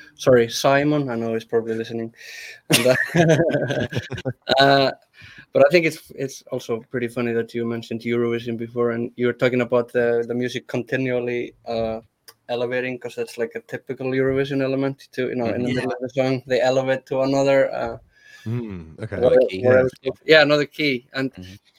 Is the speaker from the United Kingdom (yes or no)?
no; Iceland